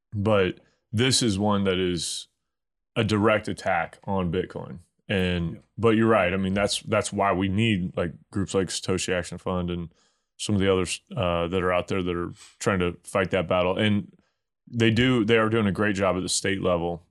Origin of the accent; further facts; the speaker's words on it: Missouri, United States; I'm from Bumpkin, Missouri